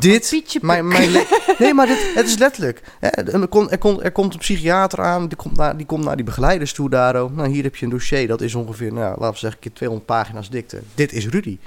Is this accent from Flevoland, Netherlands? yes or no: yes; Dronten, Flevoland, Netherlands; moved away; also born or lived in Utrecht / Ermelo; ik ben geboren in Utrecht, opgegroeid in Dronten.